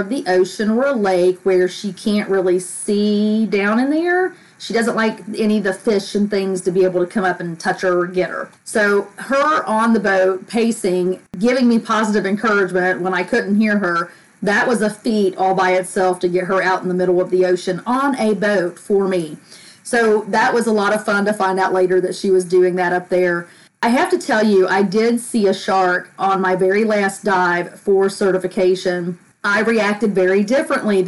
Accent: United States; I grew up on the Tennessee River

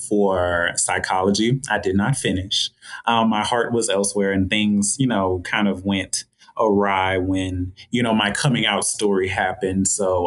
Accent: Georgia, United States; So growing up in Georgia, it's a lot of fun. It's kind of hot down here, so it's one of the warmer states

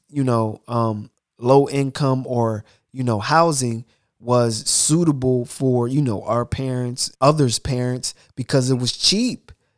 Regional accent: United States; we grew up in America

